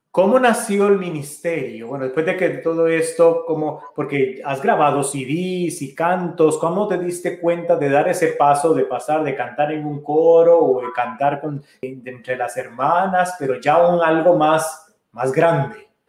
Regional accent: Costa Rica; now in Virginia, United States; como buen tico

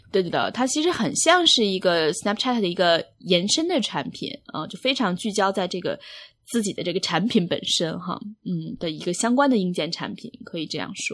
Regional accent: China; now in New York, United States; 作为一个中国人的心理

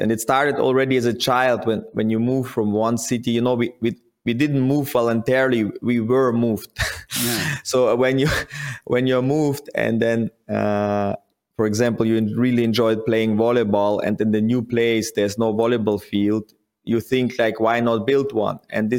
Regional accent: Kaktirek, Kazakhstan; moved away; Okay, so I was born in Kazakhstan and grew up in a small village in Kazakhstan called Kaktirek.

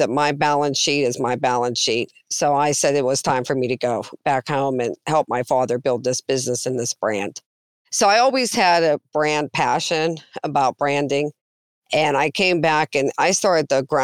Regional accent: Northeast, United States; moved away as an adult; now in Arizona, United States; I was from the Northeast

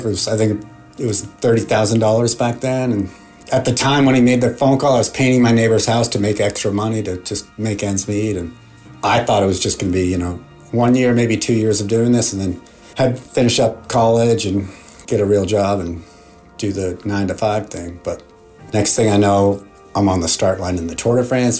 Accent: Marblehead, Massachusetts, United States; Growing up in Marblehead, Massachusetts, in the 70s was pretty awesome.

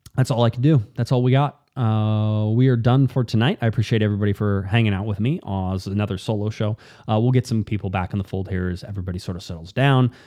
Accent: Newport Beach, California, United States; I grew up in Newport Beach

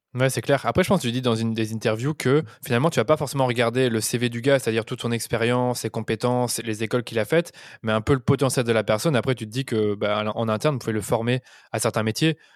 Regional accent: Belgium; moi je suis belge

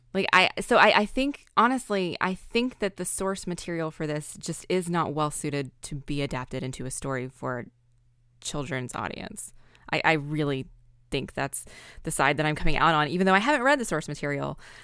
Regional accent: American South, United States; I am from the American South

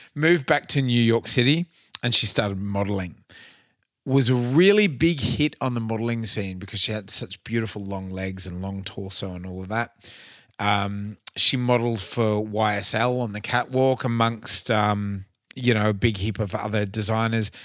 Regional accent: Cairns, Queensland, Australia; I f- was from Cairns

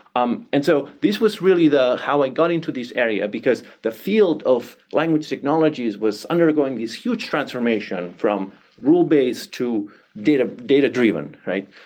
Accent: Barcelona, Catalonia, Spain; moved away; I come from Barcelona, Catalonia, Spain, right? And growing up there, I developed an interest in languages.

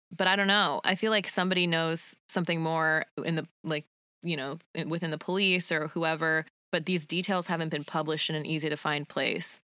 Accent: Utah, United States; a lot of Mormon kids from when I grew up in Utah

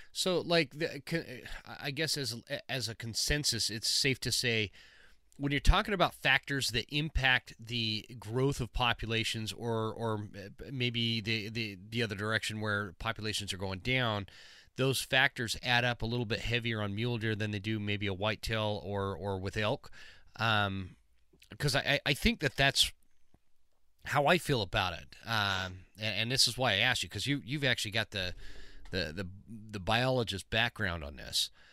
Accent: Utah, United States; I grew up in Utah

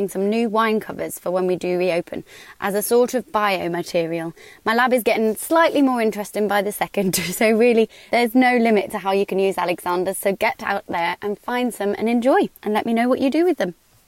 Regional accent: Midlands, United Kingdom; now in London, United Kingdom; growing up in the Midlands

